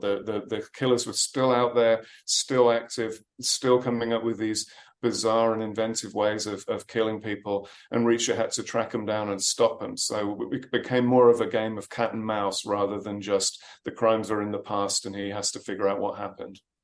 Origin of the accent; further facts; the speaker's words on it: Birmingham, West Midlands, United Kingdom; that little kid growing up in Birmingham, England